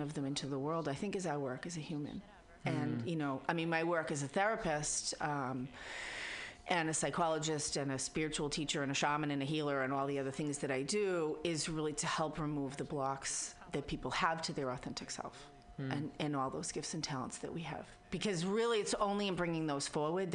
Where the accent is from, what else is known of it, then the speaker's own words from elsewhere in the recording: Boston, Massachusetts, United States; accent: Boston; my Boston accent